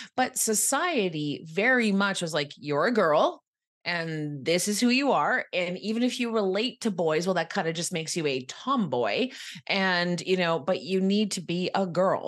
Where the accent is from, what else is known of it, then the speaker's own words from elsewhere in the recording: Quebec, Canada; moved away as an adult; also born or lived in Ottawa, Ontario; now in Toronto, Canada; this lovely little town called Elmore, Quebec is where I'm from.